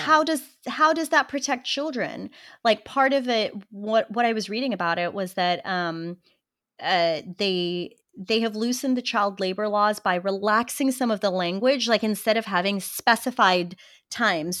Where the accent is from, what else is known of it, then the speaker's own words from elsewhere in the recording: Western Australia, Australia; moved away as an adult; now in United States; I grew up in Western Australia